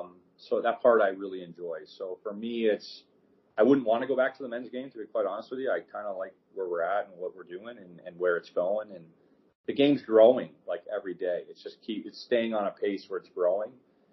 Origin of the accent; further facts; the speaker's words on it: Niagara, New York, United States; I left Lowell and went to Niagara because that's my hometown area.